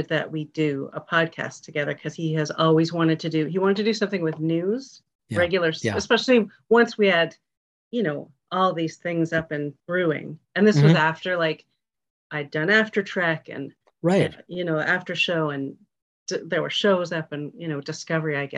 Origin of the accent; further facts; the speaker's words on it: Toronto, Ontario, Canada; I grew up in Toronto